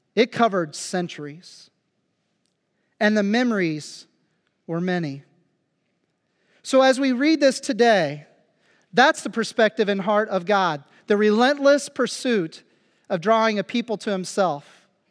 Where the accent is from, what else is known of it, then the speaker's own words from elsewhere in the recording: Phillipsburg, Kansas, United States; moved away as an adult; now in Germany; my hometown, Phillipsburg, Kansas